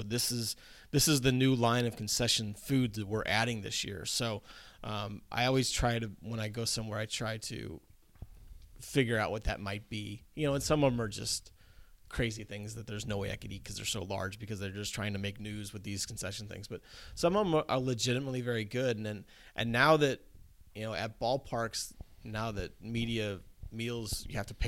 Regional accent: outside of St. Louis, Missouri, United States; growing up outside of St. Louis

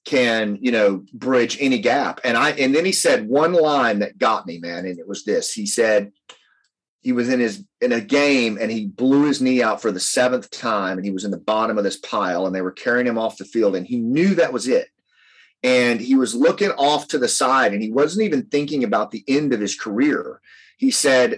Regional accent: Appalachia, United States; I come from Appalachia

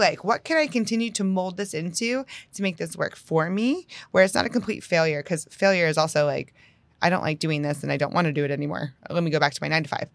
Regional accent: Northeast, United States; also born or lived in Houston area, Texas; now in Houston, United States; I'm from the Northeast

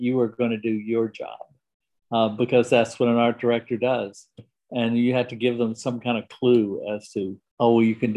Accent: Lynchburg, Virginia, United States; moved away as an adult; also born or lived in Richmond, Virginia / New York City; now in Abingdon, United States; I grew up in Lynchburg, Virginia

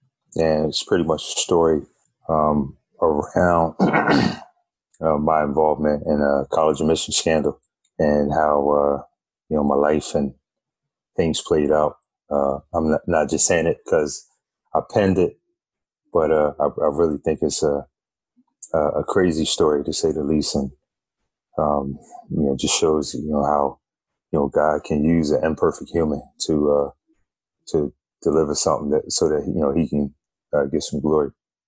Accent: Bronx, New York, United States; I was from the Bronx, right?

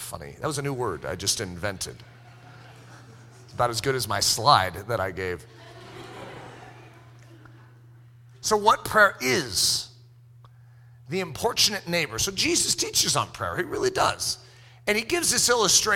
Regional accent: United States; being American

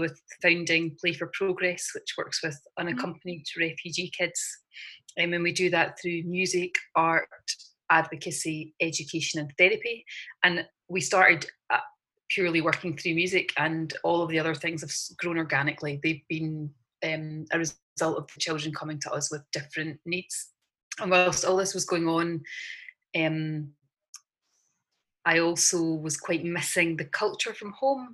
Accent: just outside of Glasgow, Scotland, United Kingdom; moved away as an adult; also born or lived in London; Grew up just outside, well, in just outside of Glasgow

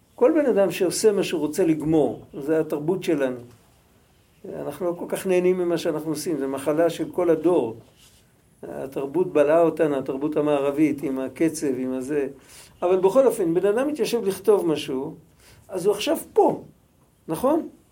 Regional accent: Israel; אנחנו ישראלים, אנחנו דוברי עברית

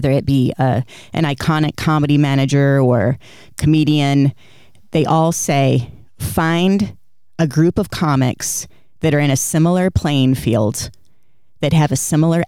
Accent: Flint, Michigan, United States; I emphasize that I'm from Flint. I'm really proud to be from Flint

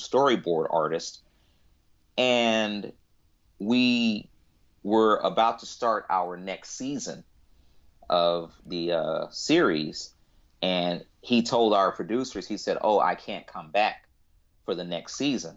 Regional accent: United States; I'm African American

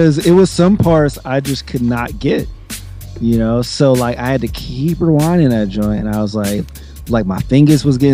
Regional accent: New Jersey, United States; I'm from Jersey

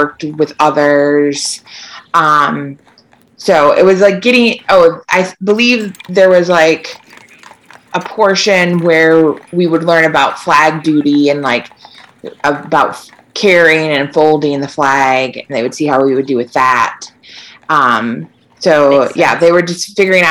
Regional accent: Michigan, United States; So I grew up in Michigan

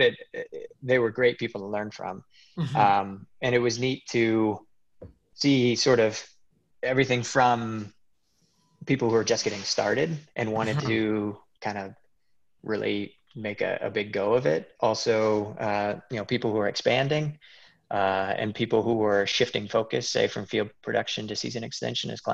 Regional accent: Decorah, Iowa, United States; moved away as an adult; now in Virginia, United States; I grew up in Decorah, which is where Seed Savers is

